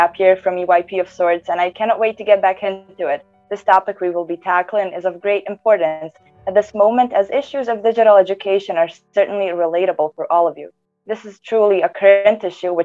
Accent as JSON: {"language": "English", "country": "Bosnia & Herzegovina", "said": "I'm 19 from Bosnia and Herzegovina"}